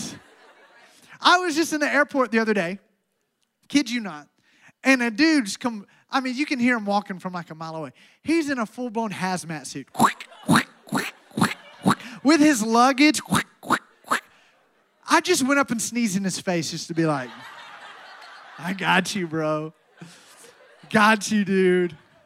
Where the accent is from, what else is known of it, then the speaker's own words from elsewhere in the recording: Alabama, United States; moved away; I'm from Alabama